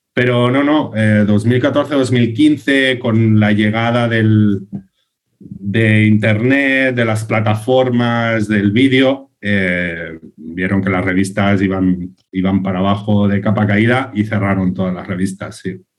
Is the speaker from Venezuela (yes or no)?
no; Sants, Catalonia, Spain; imagínate de estar aquí en mi pueblo, en Sans